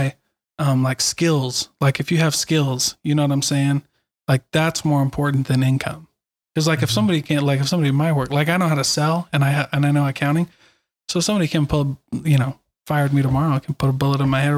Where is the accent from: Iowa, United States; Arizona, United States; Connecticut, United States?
Iowa, United States; moved away; I didn't grow up in Utah. I grew up in Iowa